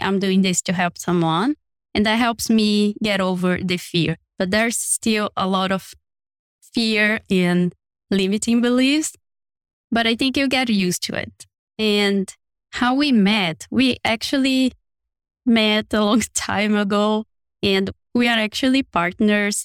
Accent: Brazil; moved away; I come from a very small city in one of the not so urban cities in Brazil

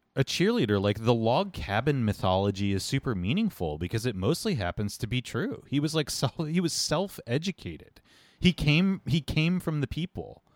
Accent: United States; as an American in your own country, in your own capital

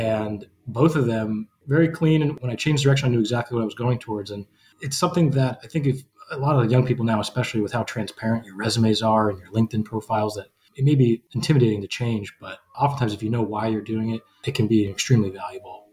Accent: New Jersey, United States; I actually had worked in pizzerias before growing up in New Jersey

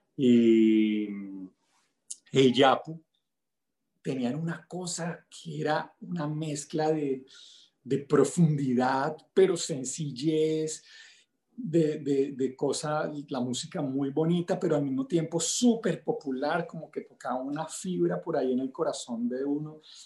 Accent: El Limón, Venezuela; moved away; also born or lived in Bogotá, Colombia; Nací pues en Bogotá, pero crecí en un pueblito de la costa venezolana que se llama El Limón.

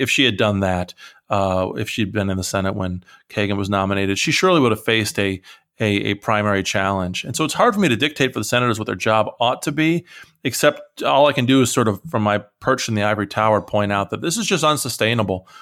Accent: Iowa, United States; moved away; I'm originally from Iowa

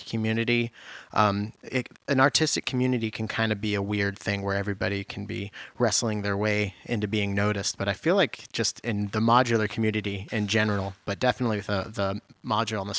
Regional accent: Washington, United States; I'm from Washington State, not from Seattle

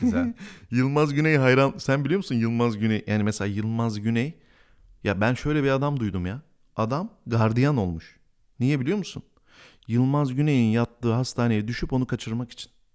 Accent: Bingöl Province, Turkey; ben Bingöl'de doğdum

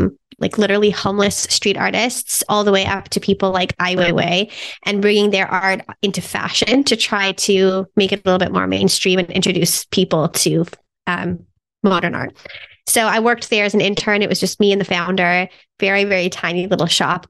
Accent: Toronto, Ontario, Canada; moved away as an adult; also born or lived in Germany; I'm from Toronto, Canada, born and raised

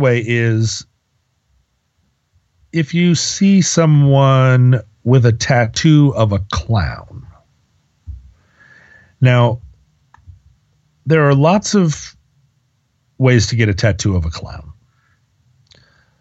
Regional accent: United States; the fog of monotheism that we all come out of growing up in America

